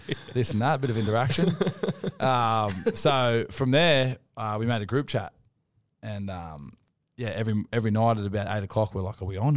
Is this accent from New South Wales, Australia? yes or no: yes; Wollongong, New South Wales, Australia; now in Newcastle, Australia; I'm from Wollongong